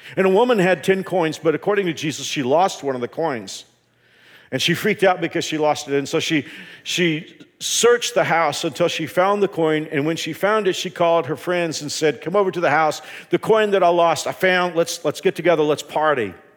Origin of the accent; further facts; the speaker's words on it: Dallas, Texas, United States; moved away; I grew up in the Dallas-Fort Worth area